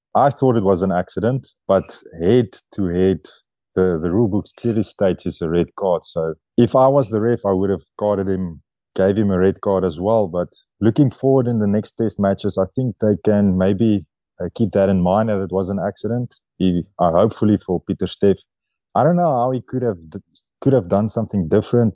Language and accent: English; South Africa; moved away as an adult; now in France; in my heart, I'm, I'm a South African.